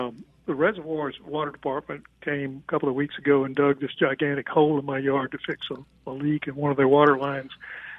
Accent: Gulfport, Mississippi, United States; moved away; I'm originally from Gulfport

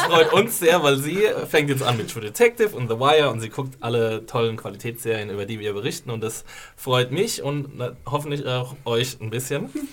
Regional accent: Rhineland-Palatinate, Germany; accent: Palatine dialect; moved away; also mein Dialekt ist äh, ein Pfälzer Dialekt. Ich komme aus der wunderschönen Pfalz, der Toskana Deutschlands

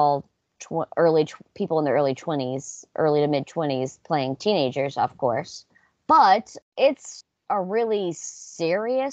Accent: the South, United States; growing up in the South with these mega churches

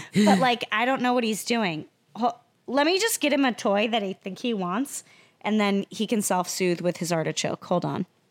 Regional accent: Iowa, United States; moved away; I'm from Iowa

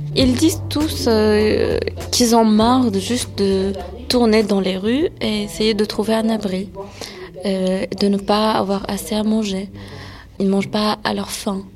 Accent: France; mes parents sont nés en Syrie, moi je suis née en France

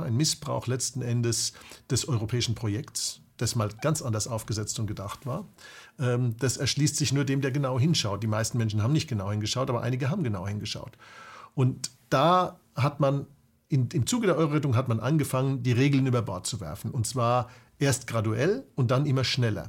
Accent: Germany; als Deutsche

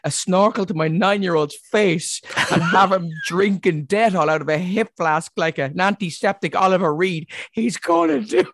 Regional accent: Ireland; as an Irish person

